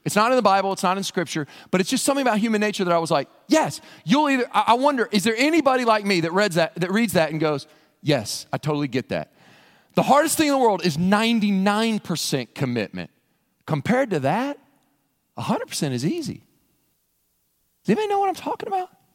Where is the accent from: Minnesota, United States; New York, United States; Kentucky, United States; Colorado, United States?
Kentucky, United States; Western; I grew up in Western Kentucky in a church out in the county